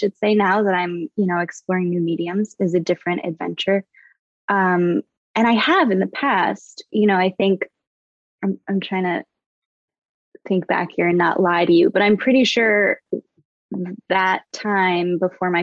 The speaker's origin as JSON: {"language": "English", "region": "Vermont", "country": "United States", "tie": "born or raised there", "moved": "yes", "lives_now": "Los Angeles, United States", "said": "I'm from Vermont. Originally born and raised in the Green"}